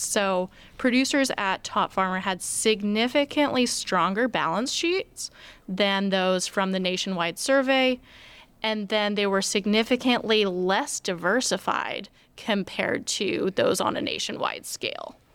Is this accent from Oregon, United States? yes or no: yes; Oregon, United States; moved away as an adult; now in West Lafayette, United States; originally I'm from Out'n Oregon. I grew up on a farm